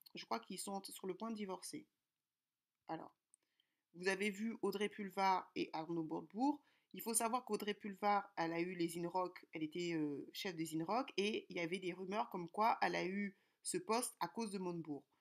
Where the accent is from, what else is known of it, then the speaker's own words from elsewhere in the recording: Kinshasa, DR Congo; now in France; je suis congolaise de Kinshasa